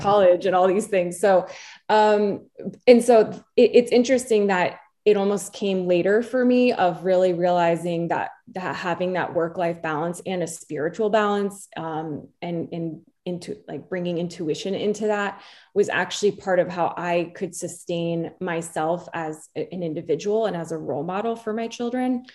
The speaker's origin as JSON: {"language": "English", "region": "New Jersey", "country": "United States", "tie": "born or raised there", "also_born_or_lived": "New York", "said": "And she and I grew up in New Jersey as well together"}